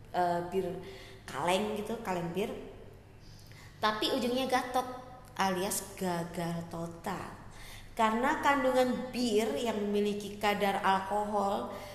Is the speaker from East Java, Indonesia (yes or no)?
yes; Surabaya, East Java, Indonesia; Gue lahir di Surabaya